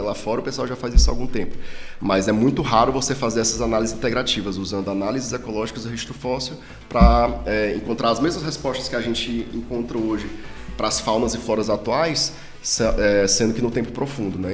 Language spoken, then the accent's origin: Portuguese; Ceará, Brazil; now in Rio Grande do Sul, Brazil; como o meu sotaque já revela, eu não sou gaúcho, eu sou cearense